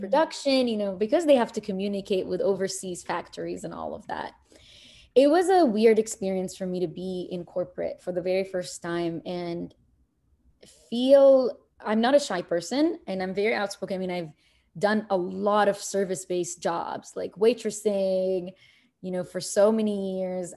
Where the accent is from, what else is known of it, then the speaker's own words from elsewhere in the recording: Kuwait; also born or lived in Egypt / New York; now in United States; I'm born in Egypt. I was raised in Kuwait